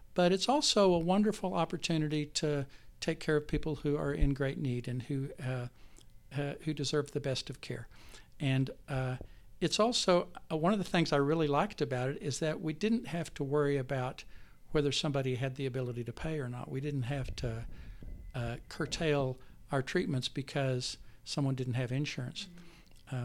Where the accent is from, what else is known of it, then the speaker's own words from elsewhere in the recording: Texas, United States; moved away as an adult; also born or lived in Enid, Oklahoma / Lubbock, Texas / San Antonio, Texas; now in Oklahoma City, United States; I grew up mostly in Texas. I met my wife, Dana, in high school in Lubbock, Texas.